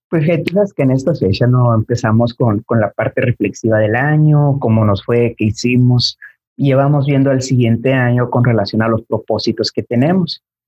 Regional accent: Mexico; al menos como mexicanos

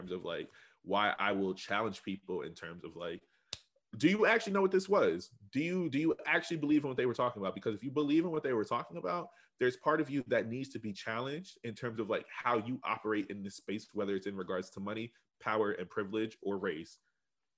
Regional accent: Reading, Pennsylvania, United States; Reading, we're all brown and poor

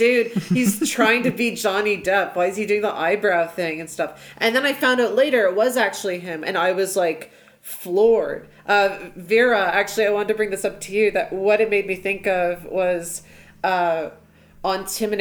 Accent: Canada; As a Canadian

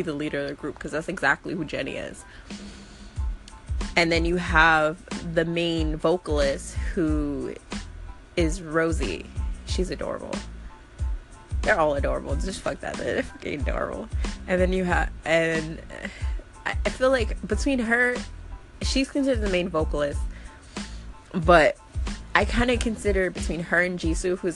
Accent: United States; growing up in America where rap kind of like originated

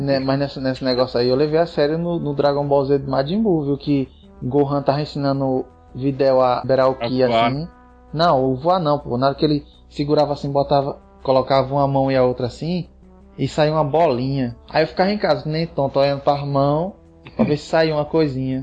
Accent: Northeast Region, Brazil; a gente, como nordestino que se preze

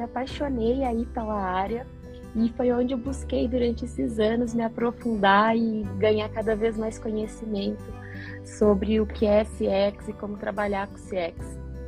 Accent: São Paulo, Brazil; moved away; also born or lived in Curitiba; nasci em São Paulo, mas me considero aí uma curitibana de coração, né? Morando lá e cá.

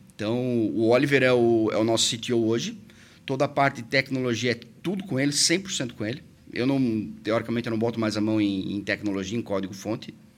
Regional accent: Presidente Getúlio, Santa Catarina, Brazil; moved away as an adult; now in Blumenau, Brazil; Eu sou natural de Presidente Getúlio, vim para Blumenau justamente para estudar

